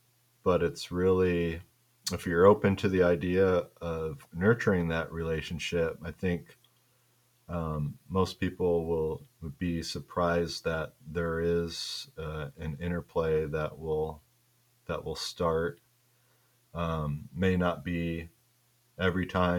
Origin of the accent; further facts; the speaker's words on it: Midwest, United States; growing up in the Midwest.